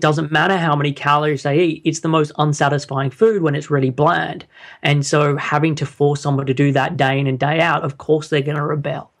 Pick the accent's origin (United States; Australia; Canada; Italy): Australia; Sydney, New South Wales; moved away as an adult; now in London, United Kingdom; I'm originally from Sydney, and I moved over to the U K, uh, when I was in twenty-one